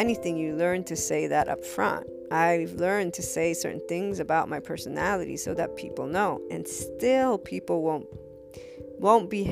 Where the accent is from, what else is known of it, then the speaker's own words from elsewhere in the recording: United States; I was born in the States.